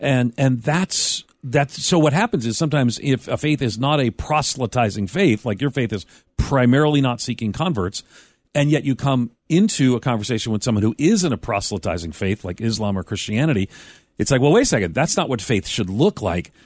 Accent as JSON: {"language": "English", "area": "Long Island", "region": "New York", "country": "United States", "tie": "born or raised there", "said": "I grew up on Long Island as a Roman Catholic"}